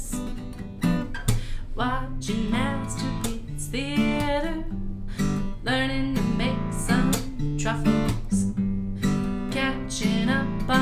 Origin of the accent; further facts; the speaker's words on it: Rochester, New York, United States; Rochester, New York, our very own hometown. Well, my hometown